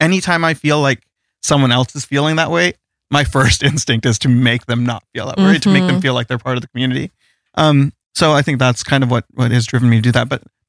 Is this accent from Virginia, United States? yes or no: no; Boise, Idaho, United States; I grew up in Boise, Idaho, of all places, as an Indian American, right? Which is strange. not very many Indians in Boise, Idaho.